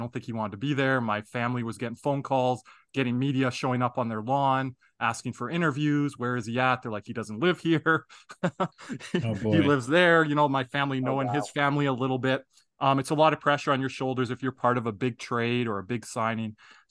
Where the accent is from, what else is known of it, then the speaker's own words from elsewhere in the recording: Calgary, Alberta, Canada; I grew up in like a blue collar, white collar kind of hybrid city here in Calgary.